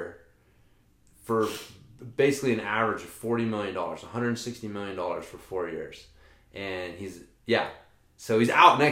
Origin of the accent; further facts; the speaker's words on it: United States; I'm such an American